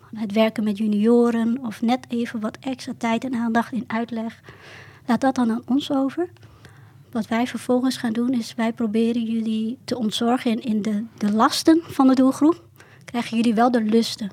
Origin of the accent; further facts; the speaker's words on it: Southeast Drenthe, Netherlands; ik kom ook uit Zuidoost-Drenthe